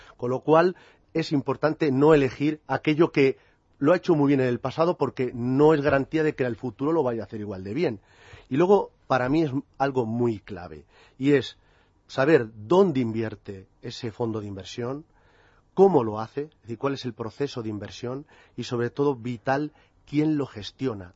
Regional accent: Toledo, Castilla-La Mancha, Spain; a mi paisano, dado que yo también soy de Toledo

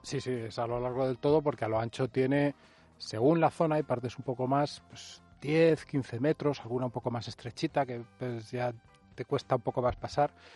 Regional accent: Spain; somos muy españoles

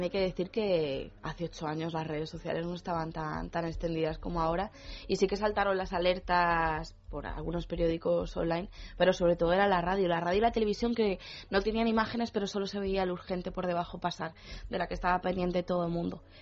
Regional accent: Argentina; nosotros estábamos, bueno, somos de Argentina, estábamos en, casa

